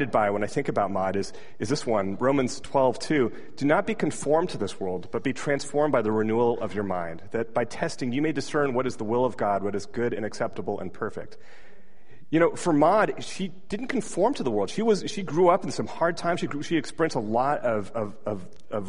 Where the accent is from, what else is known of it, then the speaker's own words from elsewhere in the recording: Washington, United States; moved away as an adult; now in Silicon Valley, United States; when I moved from Washington State and I came to Silicon Valley for the first time, it was to go to college at Stanford University.